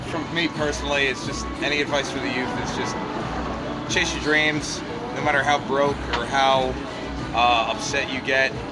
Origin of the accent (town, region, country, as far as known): Sussex County, New Jersey, United States; now in Ocean County, New Jersey, United States